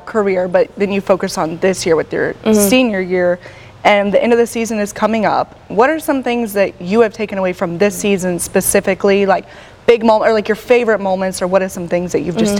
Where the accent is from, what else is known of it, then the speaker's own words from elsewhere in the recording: Charlotte, North Carolina, United States; you're from Charlotte like I am